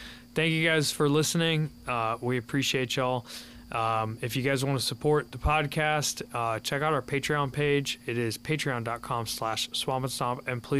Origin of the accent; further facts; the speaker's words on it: Midwest, United States; I didn't think I'd ever hunt in Florida because I'm from Midwest